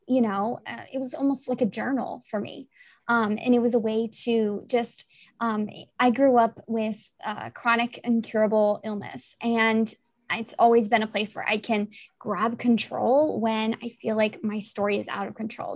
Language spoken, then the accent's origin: English; Italy; I'm also from Italy.